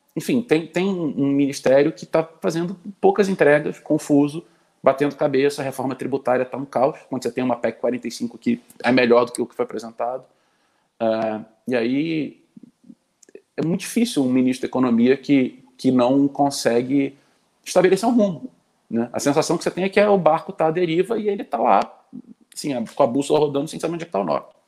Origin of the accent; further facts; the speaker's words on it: Rio de Janeiro, Brazil; eu sou carioca, nasci no Rio, vivi 36 anos dos meus 37 no Rio